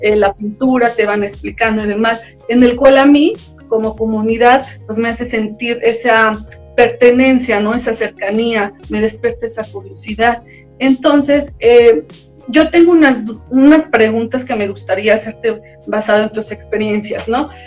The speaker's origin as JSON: {"language": "Spanish", "region": "Puebla", "country": "Mexico", "tie": "born or raised there", "also_born_or_lived": "Playa del Carmen", "moved": "as an adult", "said": "soy originaria de Puebla"}